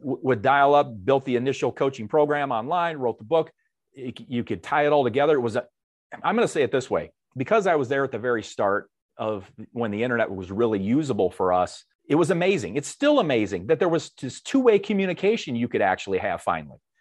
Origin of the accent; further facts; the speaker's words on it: Dixon, Illinois, United States; moved away as an adult; I grew up in a small town, Northwest Illinois, hometown of, uh, former President Ronald Reagan, Dixon, Illinois